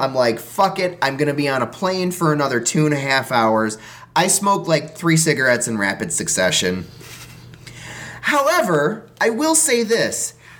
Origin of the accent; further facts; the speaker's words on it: Chicago, Illinois, United States; moved away as an adult; I'm a Chicagoan